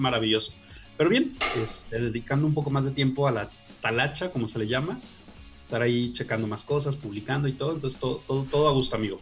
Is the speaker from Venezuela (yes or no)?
no; Guadalajara, Jalisco, Mexico; soy de Guadalajara